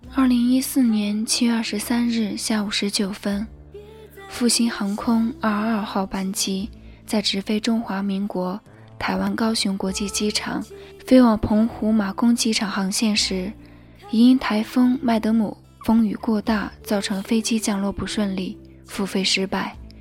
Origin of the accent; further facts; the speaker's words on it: China; 我们是中国人，我们是屹立在世界东方的中国人